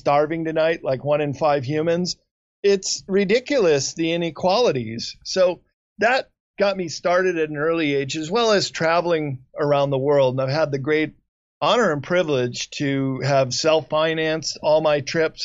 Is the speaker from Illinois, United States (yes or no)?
yes; Chicago, Illinois, United States; moved away; I grew up in Chicago